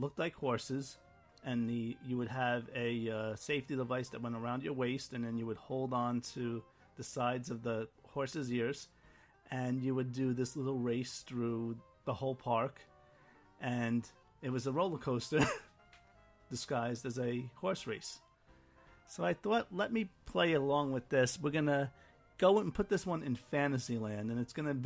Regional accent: New York, United States; I'm a New Yorker

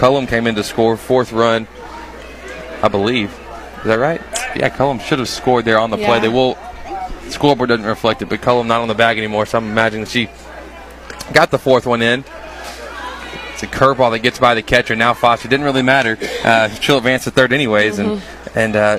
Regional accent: Hudson, United States; I'm from Hudson

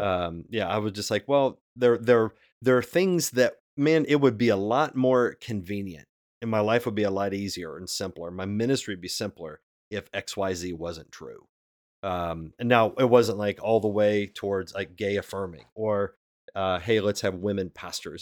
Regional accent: West Virginia, United States; now in Cincinnati, United States; I grew up in West Virginia.

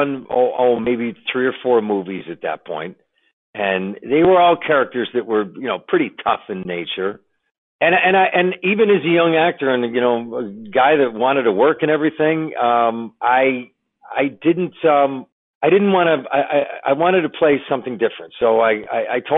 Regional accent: Buffalo, New York, United States; now in Los Angeles, United States; my hometown of Buffalo

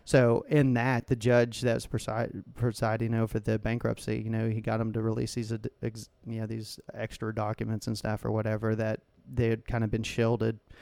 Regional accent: United States; being American

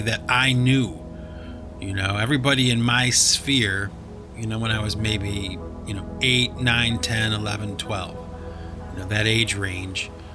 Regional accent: Cleveland, Ohio, United States; When I was a little kid growing up in Cleveland, Ohio

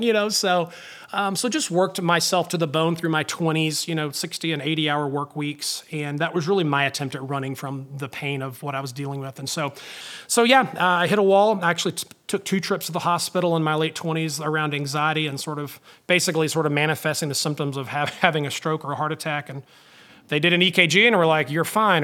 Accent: North Alabama, United States; growing up in North Alabama in a small town

